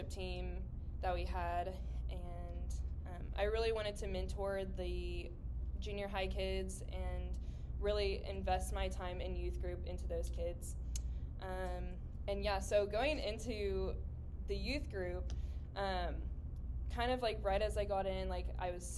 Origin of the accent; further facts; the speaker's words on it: Edmond, Oklahoma, United States; I grew up in Edmond and stayed in Edmond